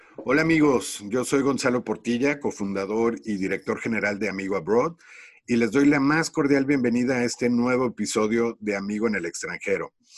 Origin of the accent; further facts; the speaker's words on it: Mexico City, Mexico; yo soy de la Ciudad de México